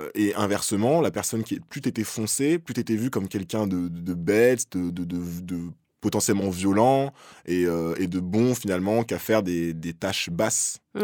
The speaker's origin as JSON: {"language": "French", "country": "France", "said": "chez nous en France"}